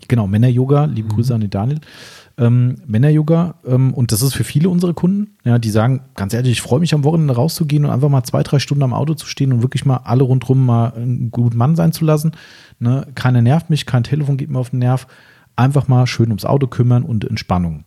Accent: Germany; bei uns in Deutschland

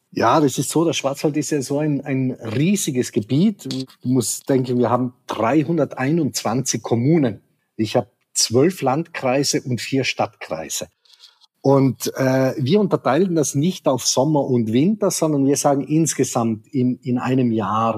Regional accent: South Tyrol, Trentino-Alto Adige, Italy; also born or lived in Black Forest; now in Germany; Ich komme aus Südtirol, bin hineingeboren in eine Welt.

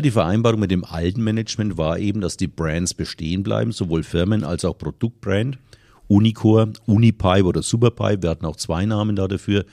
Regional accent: Lower Franconia, Bavaria, Germany; hier bei uns in Unterfranken

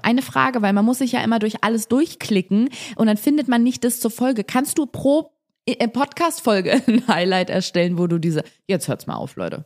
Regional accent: Germany; bei uns in Deutschland

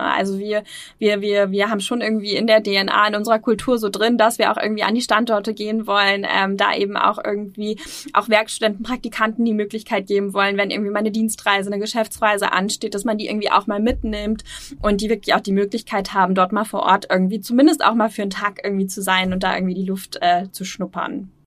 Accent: Osnabrück, Lower Saxony, Germany; moved away as an adult; now in Hamburg, Germany; ich komme ursprünglich nicht aus Hamburg, ähm, sondern, ähm, ja, ähm, ähm, südlich Niedersachsen, ähm, Osnabrück

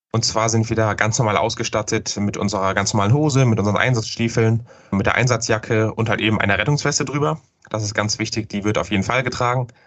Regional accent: North Rhine-Westphalia, Germany; ich bin ja aus dem Rhein-Sieg-Kreis.

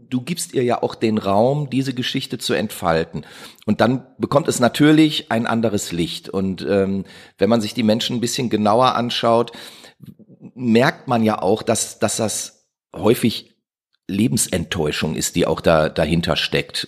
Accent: Duisburg, North Rhine-Westphalia, Germany; ich bin ja in Duisburg groß geworden

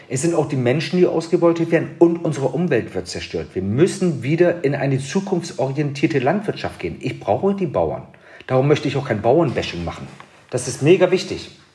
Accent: Bremen, Germany; ich komme aus Bremen

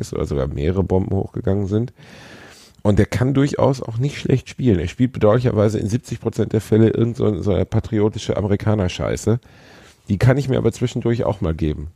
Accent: Gelsenkirchen, North Rhine-Westphalia, Germany; Ich bin in Gelsenkirchen aufgewachsen.

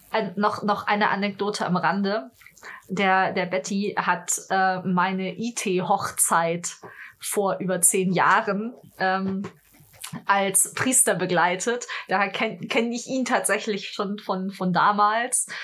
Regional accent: Munich, Bavaria, Germany; ich komme ja aus München

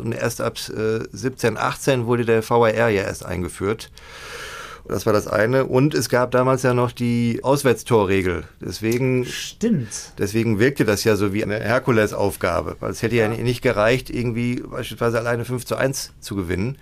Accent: Gladbeck, North Rhine-Westphalia, Germany; Schalke-Fan und äh, gebürtiger Gladbecker

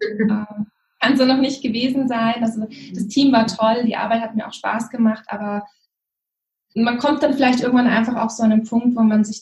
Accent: Lake Constance, Germany; also born or lived in Munich; ganz ursprünglich, bin dort aufgewachsen und habe dann viele Jahre in München gelebt.

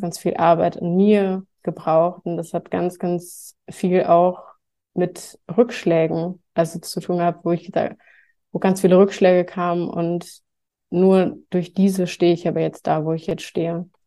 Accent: near Cologne, North Rhine-Westphalia, Germany; moved away; ich komme ursprünglich aus der Nähe von Köln

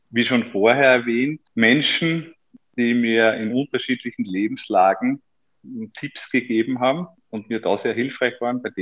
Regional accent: Styria, Austria; ich komme aus der Obersteiermark und es ist halt dann schon ganz was Besonderes

